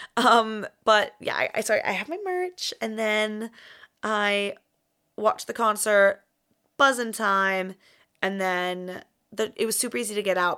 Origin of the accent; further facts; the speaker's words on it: United States; accent: American; moved away as an adult; being American in a foreign country